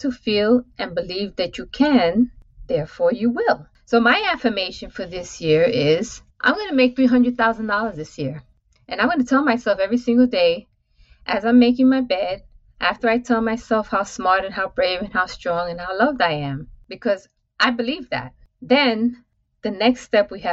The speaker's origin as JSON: {"language": "English", "town": "New York City", "region": "New York", "country": "United States", "tie": "born or raised there", "said": "So all of those go between the Upper West Side to East Harlem to the South Bronx. This is my growing up"}